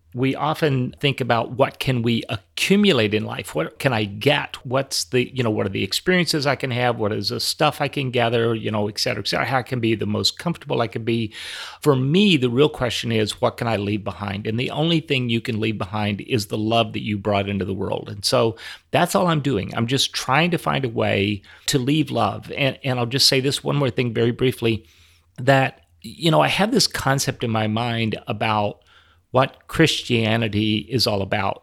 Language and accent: English; Minneapolis, Minnesota, United States; right here in, in my hometown